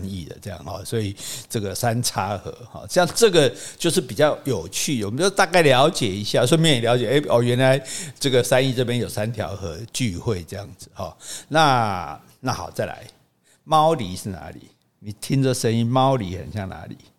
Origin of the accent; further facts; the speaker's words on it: Taiwan; 我们台湾人是汉人跟平埔人啊，或者说我们的这个南岛人， 这个优秀的血统结合之后产生的最优秀的台湾人。